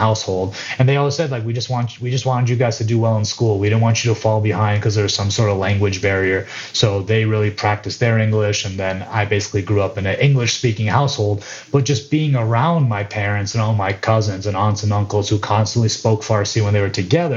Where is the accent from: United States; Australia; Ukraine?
United States; Plymouth, Minnesota; moved away; also born or lived in Orlando; I was born in Minnesota